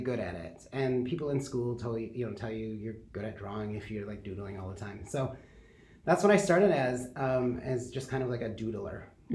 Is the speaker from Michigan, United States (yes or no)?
yes; Kalamazoo, Michigan, United States; now in Grand Rapids, United States; I grew up in Kalamazoo